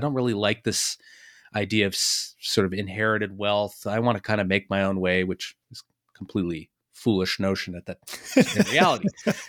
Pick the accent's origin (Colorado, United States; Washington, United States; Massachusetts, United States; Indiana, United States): Massachusetts, United States; Boston; And I'm from Boston. Boston was sort of an early center of family offices.